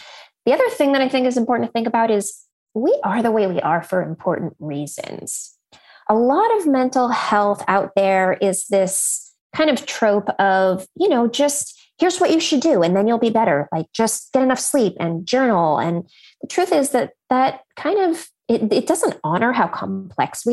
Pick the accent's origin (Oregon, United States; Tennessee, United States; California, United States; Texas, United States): California, United States; Silicon Valley; And I grew up in Silicon Valley.